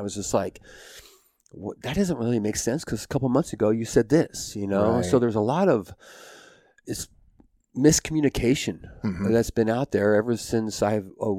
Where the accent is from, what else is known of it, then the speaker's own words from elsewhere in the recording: Roseburg, Oregon, United States; born there; I am 49 years old. I was born in Roseburg, Oregon.